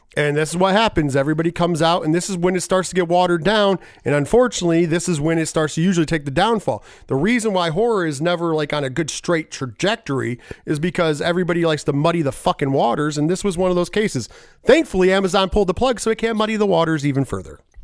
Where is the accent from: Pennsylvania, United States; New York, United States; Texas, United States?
New York, United States; I am a New Yorker